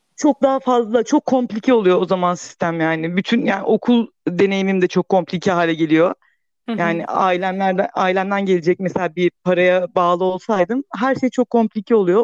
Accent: Thrace, Turkey; moved away; Küçük bir şehirde büyüdüm ben işte Trakya'da.

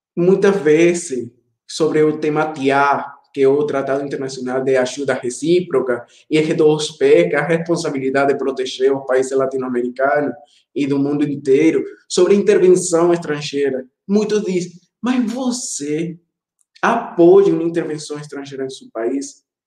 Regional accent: Caracas, Capital District, Venezuela; Portuguese is a second language; moved away as an adult; also born or lived in Ecuador; now in Campina Grande, Brazil; eu nasci na capital, Caracas

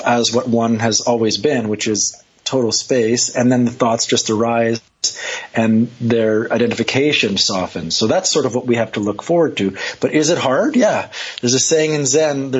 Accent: Montreal, Quebec, Canada; I'm from Canada. I'm from Montreal.

